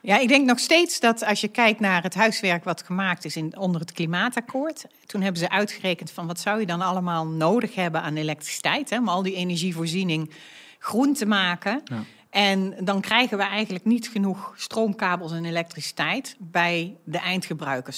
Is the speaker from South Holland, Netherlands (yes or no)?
no; North Brabant, Netherlands; now in The Hague, Netherlands; Ik ben een echte Brabantse. Ik heb over de hele wereld gewoond en gewerkt, maar ben nu neergestreken in Den Haag